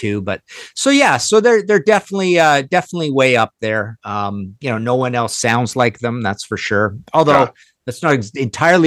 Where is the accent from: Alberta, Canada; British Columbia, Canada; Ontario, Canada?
British Columbia, Canada; Trail; I'm from Trail, BC, so in the West